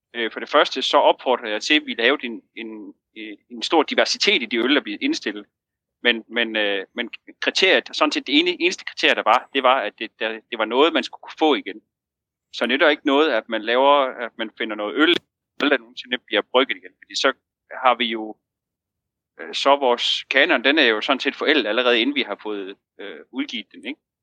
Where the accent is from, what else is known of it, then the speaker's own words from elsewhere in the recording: Jutland, Denmark; nu er vi to jyder